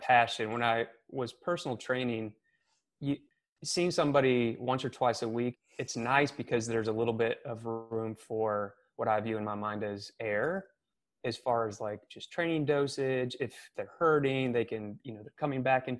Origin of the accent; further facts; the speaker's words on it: Missouri, United States; moved away as an adult; also born or lived in California; now in Charleston, United States; I'm originally from Missouri